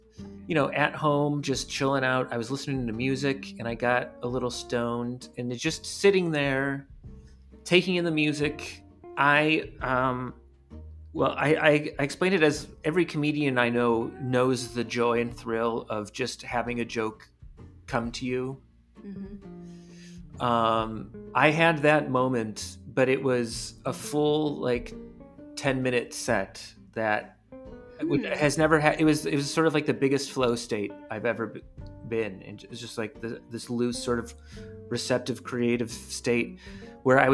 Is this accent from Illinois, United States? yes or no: no; Cleveland, Ohio, United States; I grew up in Cleveland, Ohio